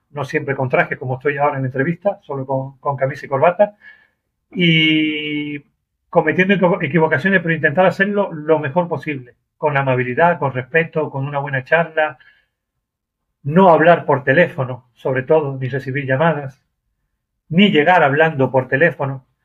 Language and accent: Spanish; Argentina; now in Málaga, Spain; Soy argentino, Argentina, España, hablamos igual, pero inglés no.